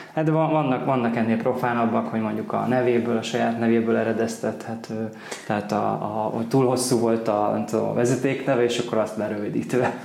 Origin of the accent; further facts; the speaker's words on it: Kaposvár, Somogy, Hungary; Kaposvári vagyok